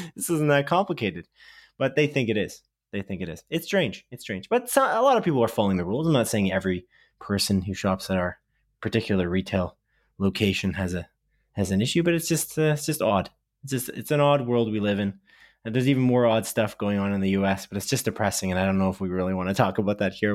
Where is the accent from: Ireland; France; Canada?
Canada; we're Canadian